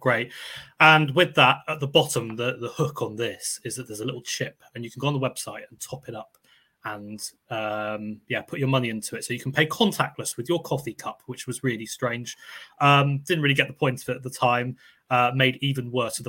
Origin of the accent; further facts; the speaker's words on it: Netherlands; now in United Kingdom; I grew up in the Netherlands